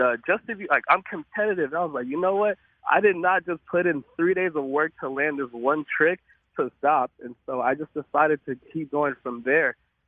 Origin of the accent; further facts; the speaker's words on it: Arlington, Texas, United States; We grew up in Arlington, Texas